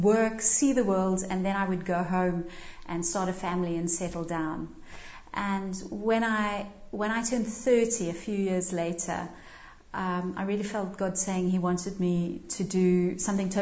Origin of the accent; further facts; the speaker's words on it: Cape Town, Western Cape, South Africa; now in Liverpool, United Kingdom; I grew up in Cape Town and joined the Salvation Army as a teenager